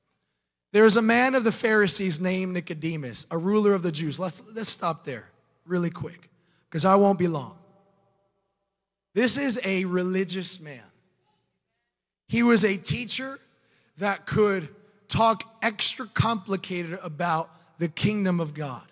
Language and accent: English; Florida, United States; I'm from Florida